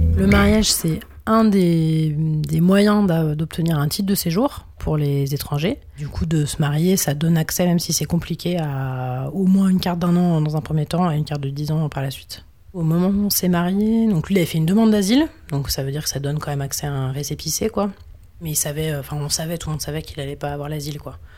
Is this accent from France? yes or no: yes; France; quand on est français, qu'on vient d'une vieille nation coloniale